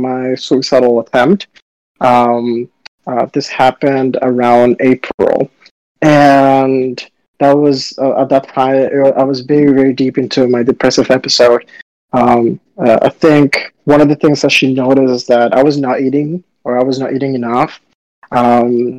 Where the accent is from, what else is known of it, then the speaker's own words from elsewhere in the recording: Dominican Republic; also born or lived in South Florida, United States / Baltimore, United States; now in New York, United States; I grew up in Dominican Republic, where it's sunny and hot all the time, and then South Florida, where it's also sunny, hot at the time